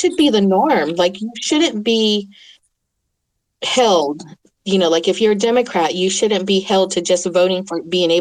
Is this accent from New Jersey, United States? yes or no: no; Oklahoma, United States; first language English; I grew up in Oklahoma